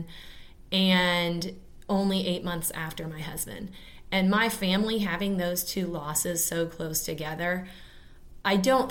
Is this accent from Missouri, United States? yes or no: yes; Kansas City, Missouri, United States; growing up in Kansas City. I went to Casey Moe Public Schools